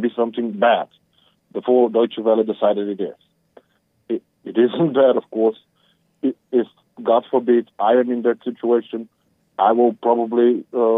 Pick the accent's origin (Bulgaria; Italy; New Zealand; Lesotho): Bulgaria; I'm from Bulgaria.